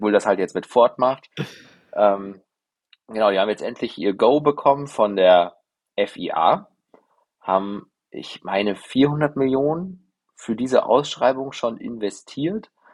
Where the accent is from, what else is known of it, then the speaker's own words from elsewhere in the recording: Germany; als, als Deutsche